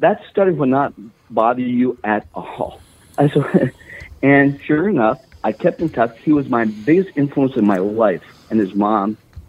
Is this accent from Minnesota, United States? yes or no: yes; Virginia, Minnesota, United States; I mean, I grew up in Virginia, Minnesota, right?